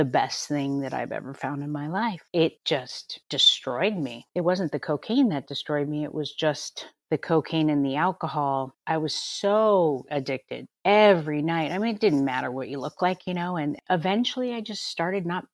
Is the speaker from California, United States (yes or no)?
yes; Los Angeles, California, United States; Born and raised in Southern California my entire life. LA girl